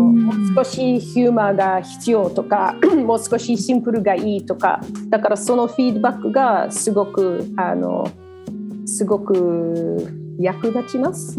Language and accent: Japanese; Australia; Japanese is a second language; moved away as an adult; also born or lived in Japan; now in Sydney, Australia